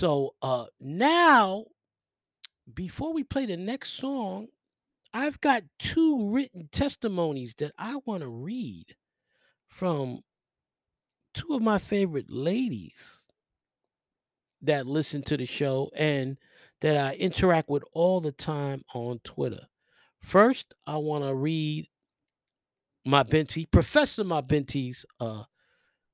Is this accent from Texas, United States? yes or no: no; New York City, New York, United States; where I grew up in the Millbrook Projects